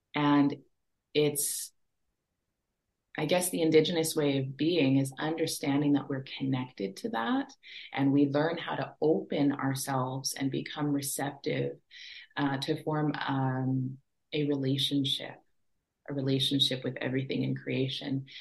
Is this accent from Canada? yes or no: yes; Treaty 4 territory in Saskatchewan, Canada; also born or lived in Fort Smith, Northwest Territories; I was born and raised on uh, Treaty 4 territory in Saskatchewan was raised on the prairies with those big skies.